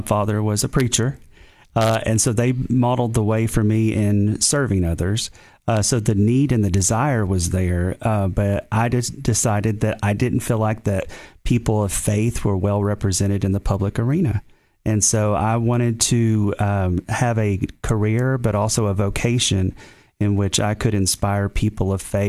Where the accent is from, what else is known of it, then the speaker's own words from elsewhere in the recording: Middlesboro, Kentucky, United States; accent: Eastern Tennessee; I grew up a preacher's kid, a PK, and my father and mother pastored a church there in Middlesboro, Kentucky, for about 20 years.